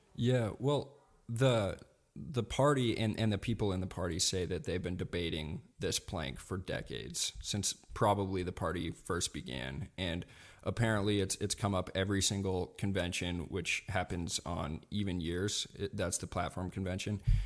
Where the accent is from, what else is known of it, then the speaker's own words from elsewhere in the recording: Montana, United States; I grew up here in Montana